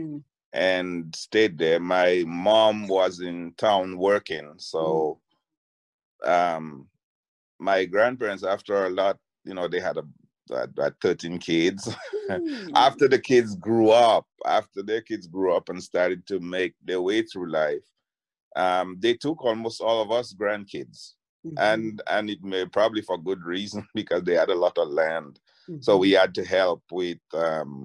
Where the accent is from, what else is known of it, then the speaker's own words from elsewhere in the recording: Dominica; growing up in Dalis or in Dominica